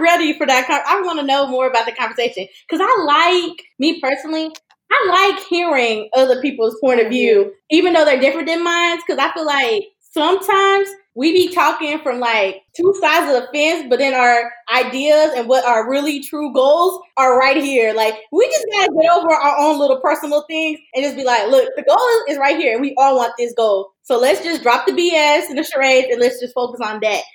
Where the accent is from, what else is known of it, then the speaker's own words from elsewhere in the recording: Nashville, Tennessee, United States; I was born and raised in Nashville